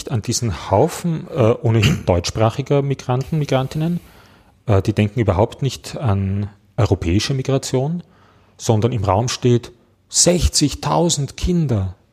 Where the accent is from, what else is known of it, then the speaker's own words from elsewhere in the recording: Vienna, Austria; Ich als Wiener kann leicht kein Auto haben.